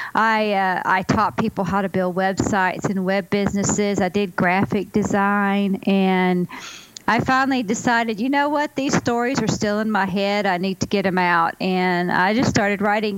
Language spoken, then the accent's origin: English; Ozark Mountains, Arkansas, United States; also born or lived in California; I grew up in the Ozark Mountains in Arkansas